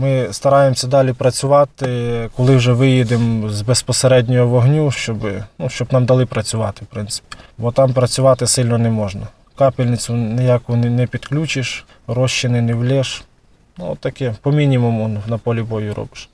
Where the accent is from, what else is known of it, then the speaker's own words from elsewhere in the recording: Tsuman, Volyn Oblast, Ukraine; я сам з СМТ Цумань